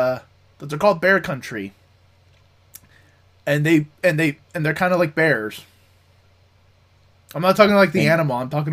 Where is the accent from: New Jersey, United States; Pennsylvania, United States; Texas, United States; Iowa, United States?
New Jersey, United States; I'm from New Jersey.